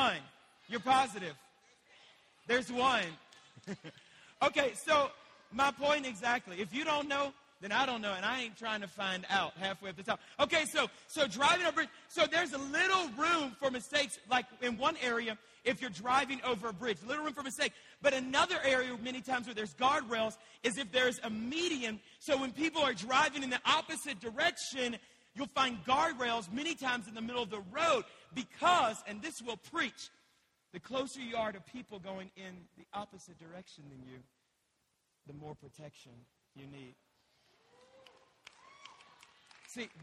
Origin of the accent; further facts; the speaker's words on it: Louisiana, United States; now in Colorado, United States; I'm from Louisiana. We don't drive on mountain cliffs